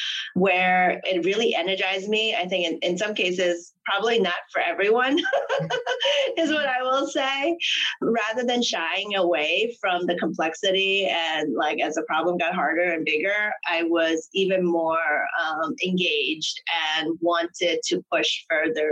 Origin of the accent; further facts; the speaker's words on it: New York, United States; also born or lived in Hong Kong; I grew up in New York.